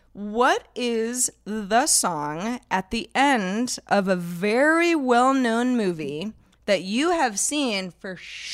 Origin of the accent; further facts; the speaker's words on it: Northern California, United States; We're both from Northern California. Mm-hmm. We're roughly the same age.